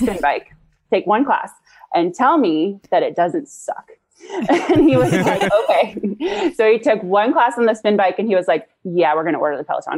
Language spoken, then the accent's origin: English; New Orleans, Louisiana, United States; moved away as an adult; now in Juneau, United States; I'm from New Orleans originally.